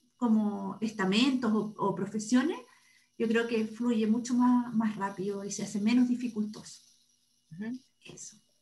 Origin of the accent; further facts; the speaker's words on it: Santiago, Santiago Metropolitan Region, Chile; also born or lived in Viña del Mar; Yo soy santiaguina, estudié en la Universidad de Chile